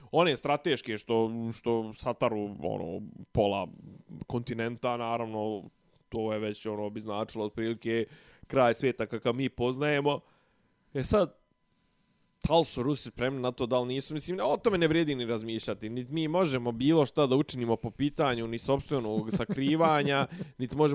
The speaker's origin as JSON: {"language": "Croatian", "country": "Serbia", "said": "kod nas u Srbiji"}